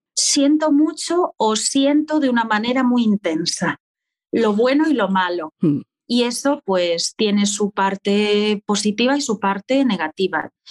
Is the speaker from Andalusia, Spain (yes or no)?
no; Ordes, Galicia, Spain; now in A Coruña, Spain; yo nací en A Coruña y soy de Ordes, un pueblo que está muy cerca de Coruña y siempre me defino como una coruñesa de Ordes. Llevo en Coruña desde los 18 años